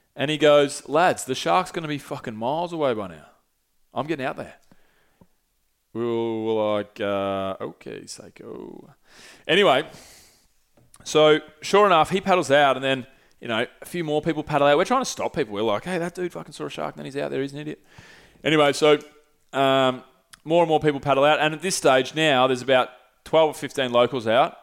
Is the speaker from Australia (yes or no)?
yes; Australia; I'm Australian